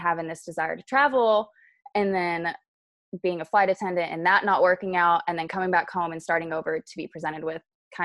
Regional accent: Chattanooga, Tennessee, United States; moved away as an adult; also born or lived in Pensacola, Florida; So I was born and raised in Chattanooga, Tennessee, and I lived there for 18 years

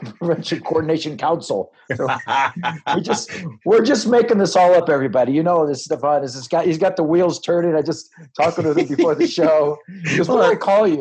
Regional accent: Los Angeles, California, United States; I was born in Los Angeles, California, to a teen mother

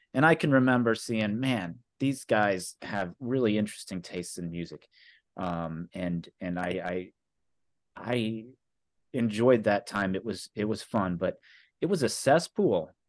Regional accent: Carbondale, Illinois, United States; I grew up here in Carbondale

